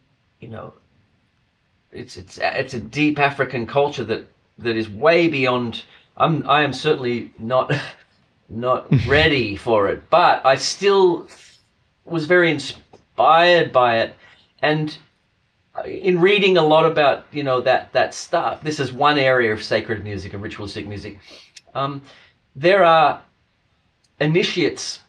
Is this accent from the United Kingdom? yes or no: no; Australia; I come from Australia